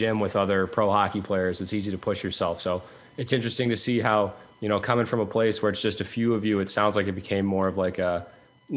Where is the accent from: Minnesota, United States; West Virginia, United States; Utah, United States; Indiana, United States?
Utah, United States; Draper; we're from Draper, Utah